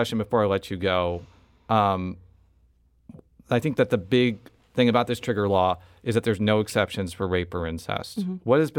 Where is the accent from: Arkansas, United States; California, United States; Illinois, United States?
Illinois, United States; I'm from Illinois